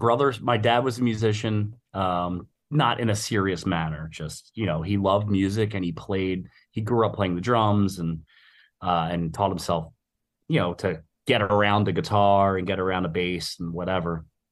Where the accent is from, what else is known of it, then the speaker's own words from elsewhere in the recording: Philadelphia, Pennsylvania, United States; I grew up in West Philadelphia.